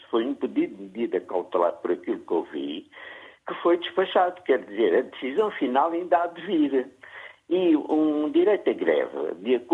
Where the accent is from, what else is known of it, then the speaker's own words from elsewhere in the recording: Angola; eu, como angolano